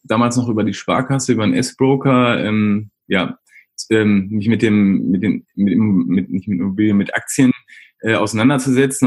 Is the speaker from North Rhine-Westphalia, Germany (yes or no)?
yes; Essen, North Rhine-Westphalia, Germany; komme gebürtig aus Essen und wohne auch in Essen mitten im Ruhrgebiet